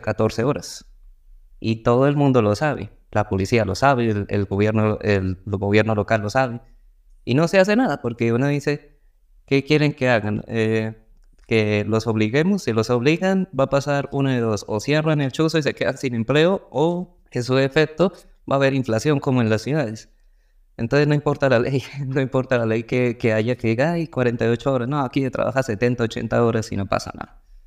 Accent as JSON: {"language": "Spanish", "country": "Colombia", "said": "acá en Colombia"}